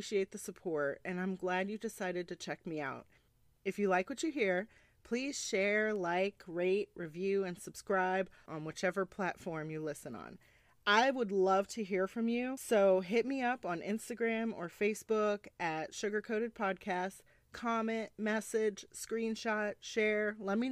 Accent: Egg Harbor Township, New Jersey, United States; moved away as an adult; now in Texas, United States; I'm originally from New Jersey. Most people don't know the township, but I'm from EHT. It's about 15, 20 minutes outside of Atlantic City. And I was born and raised there for 22 years.

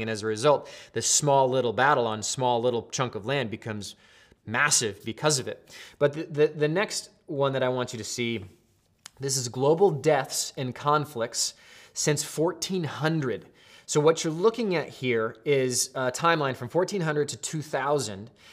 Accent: Pacific Northwest, United States; growing up in the Northwest

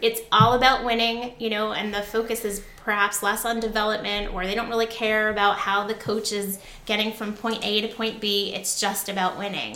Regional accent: Connecticut, United States; now in New Jersey, United States; I grew up in Connecticut

